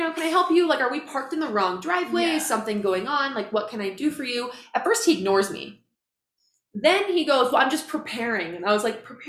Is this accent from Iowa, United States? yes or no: yes; Iowa, United States; now in Salt Lake City, United States; I flew back to my hometown